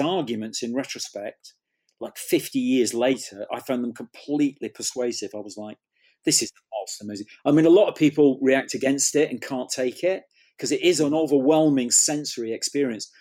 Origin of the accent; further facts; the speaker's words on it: Manchester, North West England, United Kingdom; I grew up in Manchester